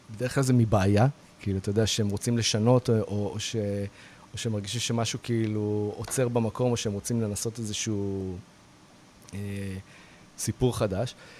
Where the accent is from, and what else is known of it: Israel